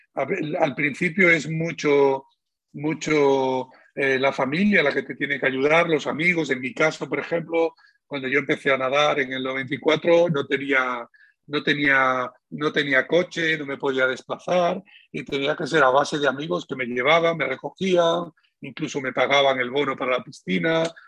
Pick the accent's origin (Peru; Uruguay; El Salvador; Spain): Spain; él y yo somos los españoles con más medallas de oro de la historia de España